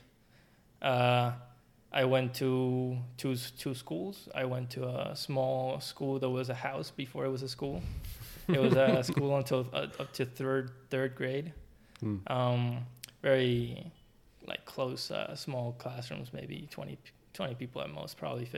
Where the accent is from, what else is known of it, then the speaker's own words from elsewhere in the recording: Puerto Rico; moved away as an adult; now in United States; I was born, raised until I was 24, 25, and I moved to start my graduate studies.